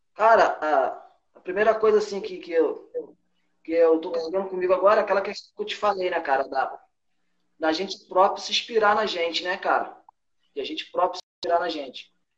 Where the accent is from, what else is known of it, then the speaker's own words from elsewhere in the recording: Rio de Janeiro, Brazil; moved away; A gente, a gente é carioca